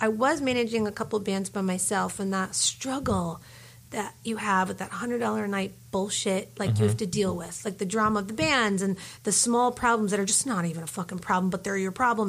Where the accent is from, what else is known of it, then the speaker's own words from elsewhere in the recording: Philadelphia, Pennsylvania, United States; moved away as an adult; also born or lived in New York City, United States; now in Los Angeles, United States; I'm coming from Philly.